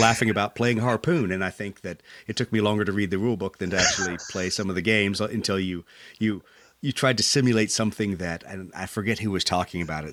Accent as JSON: {"language": "English", "country": "United States", "said": "being an American"}